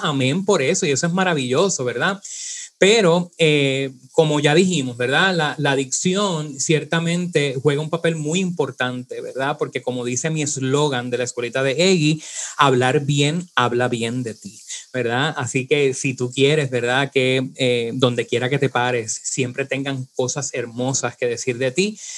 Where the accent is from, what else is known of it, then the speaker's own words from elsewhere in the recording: Puerto Rico; nosotros eh, tenemos unas cualidades, por ejemplo, arrastramos la eje, decimos ajo